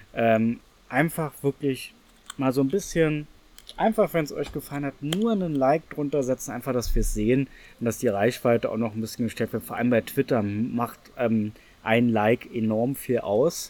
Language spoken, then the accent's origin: German; Berlin, Germany; Ich bin in Reinickendorf groß geworden.